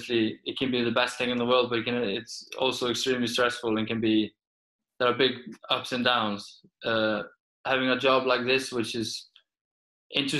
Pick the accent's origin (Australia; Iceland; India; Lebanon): Iceland; English is a second language; moved away as an adult; also born or lived in Peterborough / Sweden / Portugal; as a football player from Iceland